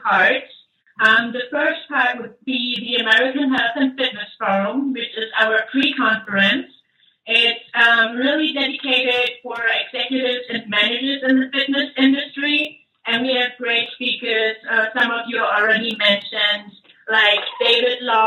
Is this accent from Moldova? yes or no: no; Germany; moved away as an adult; now in United States; As you can tell, I'm from Germany